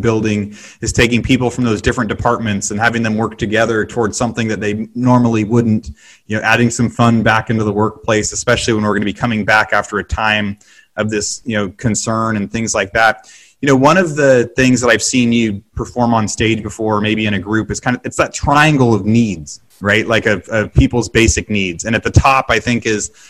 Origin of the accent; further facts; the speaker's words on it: West Coast, United States; now in Texas, United States; I'm from West Coast and now Texas